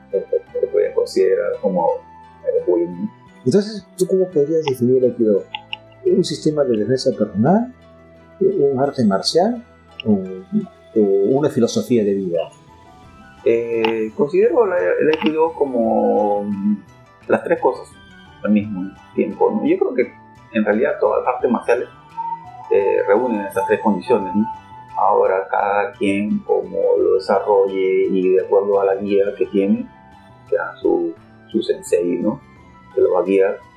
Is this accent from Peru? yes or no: yes; Lima, Peru; moved away as an adult; now in Japan; soy peruano de nacimiento, nací en Lima Cercado, eh, llevo ya, llegué a Japón en el 91